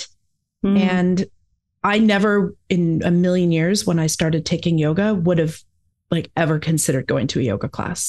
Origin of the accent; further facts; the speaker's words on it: Alberta, Canada; moved away as an adult; now in Victoria, Canada; Originally, I'm from Alberta in Canada